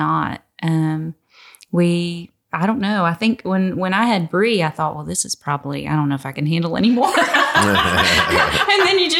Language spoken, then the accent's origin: English; Virginia, United States; moved away as an adult; also born or lived in Richmond, Virginia / Hopewell, Virginia / Petersburg, Virginia; now in Texas, United States; I was born and raised in Virginia.